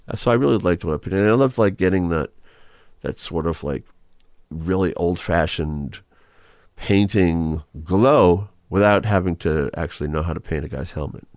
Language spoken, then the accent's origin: English; Marlborough, Massachusetts, United States; also born or lived in Manchester, Massachusetts / Gloucester, Massachusetts; when I was growing up in Ma-, Marlborough, Massachusetts. And then we all moved to, by the time I got to high school, we moved to Gloucester